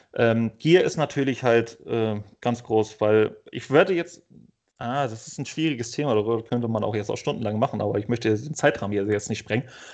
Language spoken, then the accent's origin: German; Northern Germany, Germany; Ich komme ja aus Norddeutschland